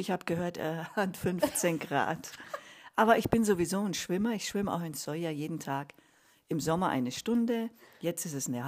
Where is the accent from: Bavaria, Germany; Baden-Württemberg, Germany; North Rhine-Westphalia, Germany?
Bavaria, Germany; Munich; Genau, ich bin in München geboren, ja. Und aufgewachsen auch.